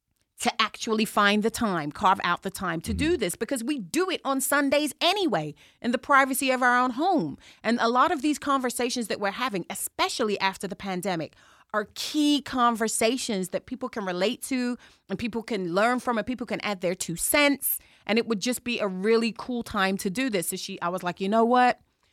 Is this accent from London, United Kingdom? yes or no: yes; Chelsea, London, United Kingdom; some things you can take the girl out of England, some things you can't. And I'm from Chelsea.